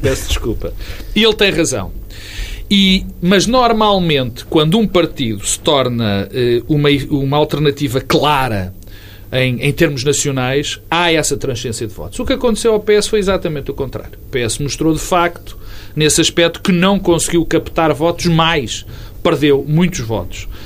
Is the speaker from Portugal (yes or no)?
yes; Porto, Norte, Portugal; sítio onde eu nasci